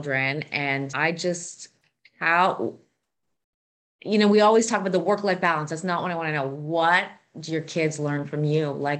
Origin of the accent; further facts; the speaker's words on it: Canada; Maybe it's because I'm Canadian.